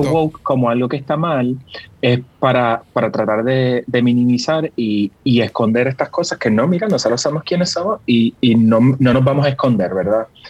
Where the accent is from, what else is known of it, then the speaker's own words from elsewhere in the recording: Puerto Rico; yo soy bien boricua